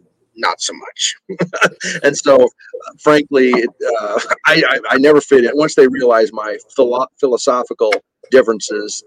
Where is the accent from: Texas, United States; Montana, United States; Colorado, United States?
Montana, United States; moved away; also born or lived in Long Island, New York; I'm from Montana